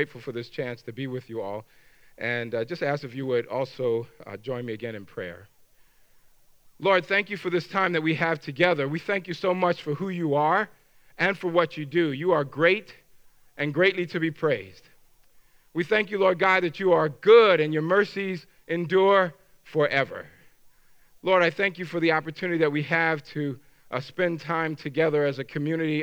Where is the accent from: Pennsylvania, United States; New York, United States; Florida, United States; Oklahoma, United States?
New York, United States; moved away as an adult; also born or lived in Washington, D.C.; now in Minnesota, United States; I'm a New Yorker. I didn't mention that. I'm a New Yorker who lives in Minnesota